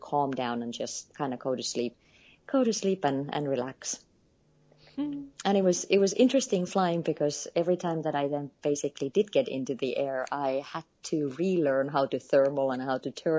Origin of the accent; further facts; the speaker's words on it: Finland; moved away as an adult; also born or lived in Nepal; I am born and raised in Finland, lived across the world actually for the past few years.